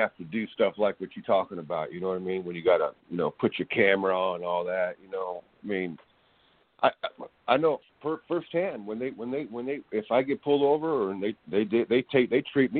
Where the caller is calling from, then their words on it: California, United States; This is California over here.